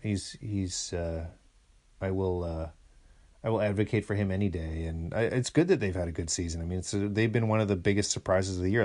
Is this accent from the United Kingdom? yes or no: no; Kamloops, British Columbia, Canada; now in Toronto, Canada; I'm going to the homeland. I'm going to see the dirt hills of Kamloops.